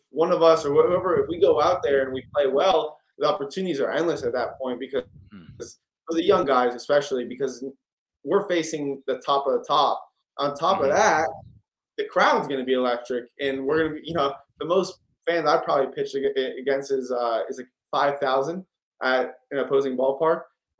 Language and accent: English; Houston, Texas, United States; I'm from Houston.